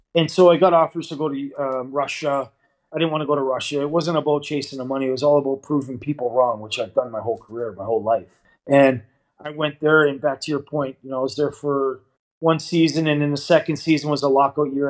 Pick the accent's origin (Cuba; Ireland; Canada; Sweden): Canada; Toronto, Ontario; moved away as an adult; now in Davos, Switzerland; I was raised um, in the east end of Toronto uh, from an early age down at Broadview and Queen area.